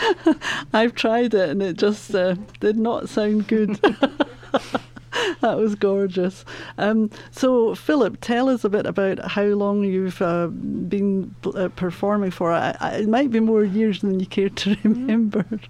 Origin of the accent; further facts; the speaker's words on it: Scotland, United Kingdom; now in Colorado, United States; I'm Scottish